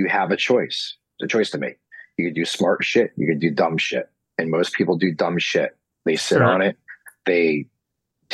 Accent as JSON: {"language": "English", "country": "United States", "tie": "born or raised there", "said": "I'm from Knoxon, and we were dirt poor"}